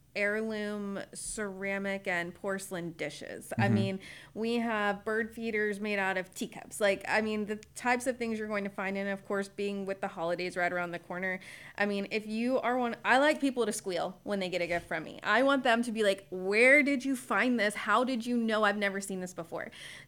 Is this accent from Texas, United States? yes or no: yes; Spring, Texas, United States; now in Conroe, United States; So I grew up in Spring when it was the sticks.